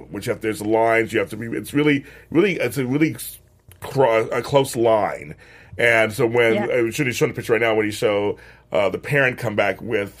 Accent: Los Angeles, California, United States; I'm from LA.

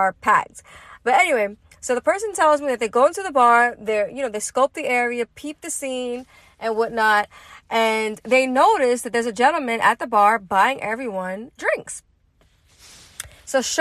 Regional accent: New York City, New York, United States; I'm from Brooklyn, East New York.

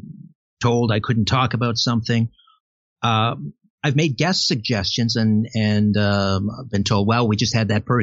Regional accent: Canada; I'm a Canadian

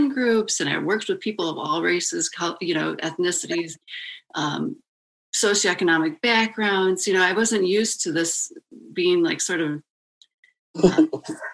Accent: Detroit, Michigan, United States; moved away; also born or lived in New York City / Chicago / Ann Arbor; I'm initially actually from Detroit, so I am a Michigander

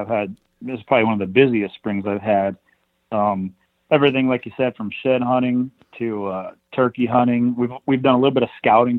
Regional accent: Montana, United States; No, I'm from here in Montana, the northwestern part of the state, or pretty close to the northwest part of the state, mountainous, the Rockies and that area

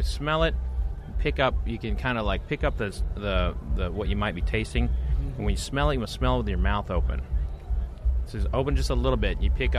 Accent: Oklahoma City, Oklahoma, United States; moved away as an adult; now in Kentucky, United States; I'm originally from Oklahoma.

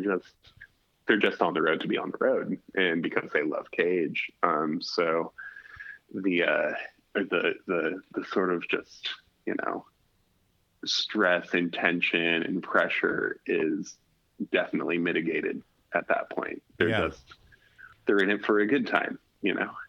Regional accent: Alaska, United States; growing up in Alaska

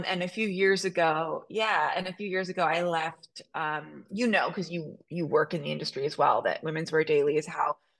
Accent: Toronto, Ontario, Canada; I grew up in Toronto

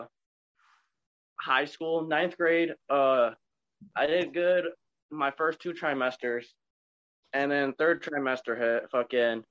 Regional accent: Onondaga, Michigan, United States; I'm from the Midwest, Michigan, the Dirty Mitten, and I grew up in a small town called Onondaga.

